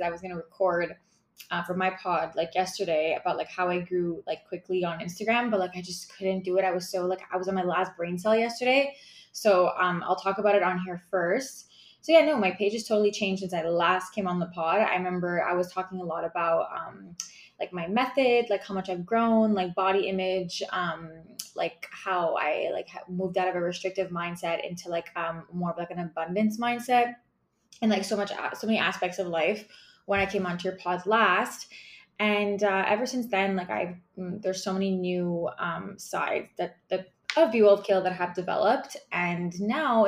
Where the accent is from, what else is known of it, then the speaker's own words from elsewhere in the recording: Montreal, Quebec, Canada; I'm from Montreal, Quebec, Canada